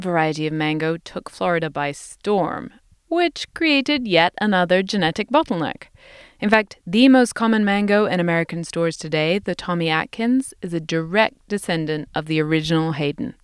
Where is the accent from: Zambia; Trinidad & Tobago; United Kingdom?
United Kingdom; England; now in United States; where I grew up in England